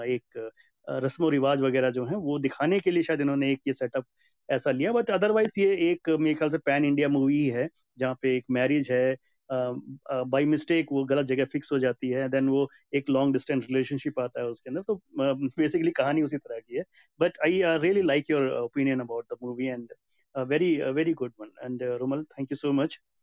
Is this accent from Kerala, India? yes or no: yes; Kerala, India; मैं भी केरला uh, से बिलोंग करता हूँ तो मैं भी एक साउथ का आदमी हूँ